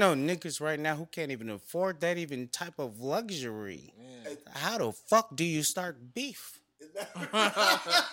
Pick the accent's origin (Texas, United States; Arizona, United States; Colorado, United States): Arizona, United States; I'm from Arizona